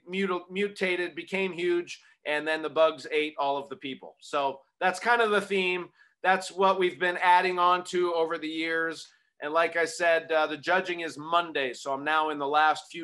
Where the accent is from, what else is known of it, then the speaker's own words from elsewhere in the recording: Arizona, United States; I grew up in Arizona